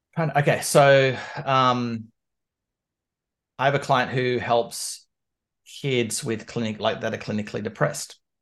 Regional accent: Canberra, Australian Capital Territory, Australia; moved away as an adult; now in London, United Kingdom; I was born and raised in Canberra, which is the capital of Australia

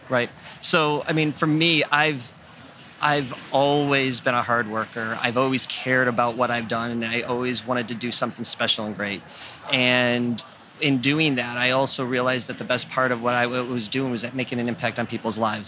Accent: York, Maine, United States; also born or lived in Andover, Massachusetts; So, um, so I grew up in York, Maine.

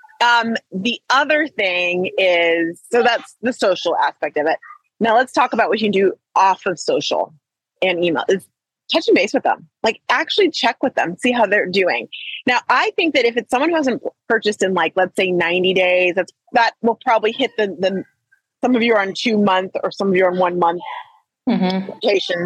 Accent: Trinidad & Tobago; I'm Trinidadian

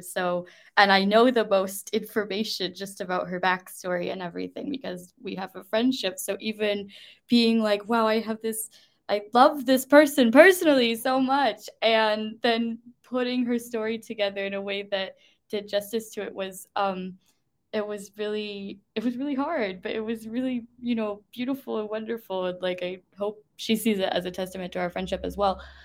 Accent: United States; moved away as an adult; now in United Kingdom; me, as the American citizen

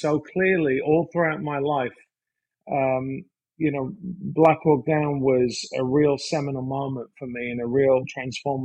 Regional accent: West Midlands, United Kingdom; moved away as an adult; now in United States; I grew up in the UK. I grew up in Mordor

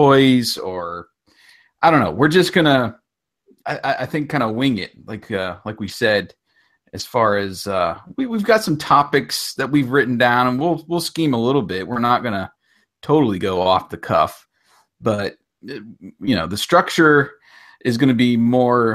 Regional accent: Curwensville, Pennsylvania, United States; moved away as an adult; also born or lived in Georgia / Montgomery; I grew up in a small town called Kerwinsville

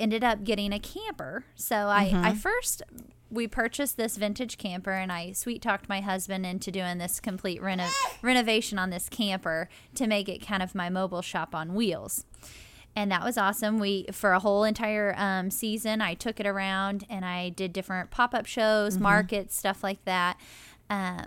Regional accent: Seymour, United States; and I am from Seymour.

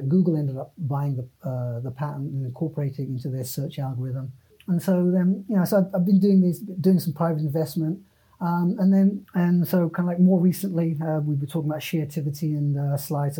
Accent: United Kingdom; moved away as an adult; also born or lived in San Francisco / San Jose; I'm a British citizen.

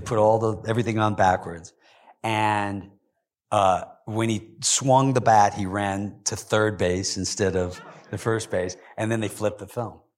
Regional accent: Kentucky, United States; moved away; I grew up in Kentucky

